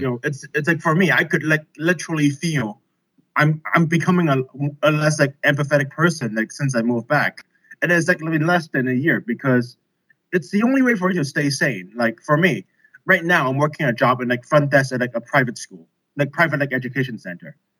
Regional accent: Hong Kong; also born or lived in Beijing, China / United Kingdom; I'm from Hong Kong. I'm a native.

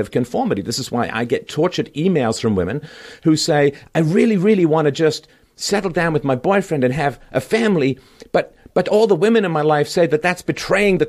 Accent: Canada; I'm Canadian

